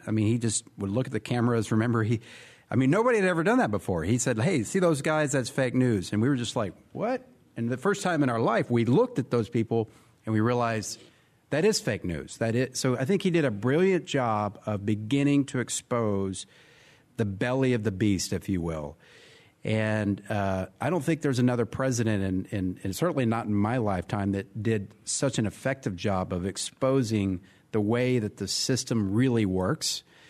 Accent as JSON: {"language": "English", "region": "Texas", "country": "United States", "tie": "born or raised there"}